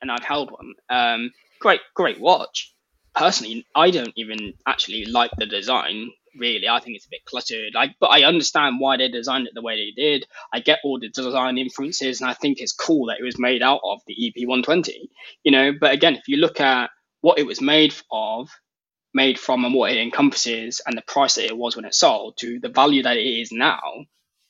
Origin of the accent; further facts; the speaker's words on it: United Kingdom; being British